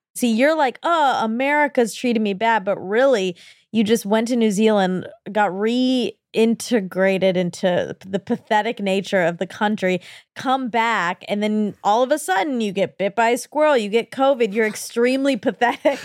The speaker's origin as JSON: {"language": "English", "country": "United States", "said": "I'm an American"}